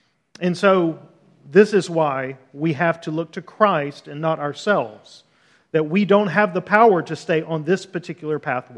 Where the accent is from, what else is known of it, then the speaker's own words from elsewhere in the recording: Deep South, United States; also born or lived in Los Angeles; So we lived 5 to 6 years in California. We're both from the Deep South, lived in Los Angeles.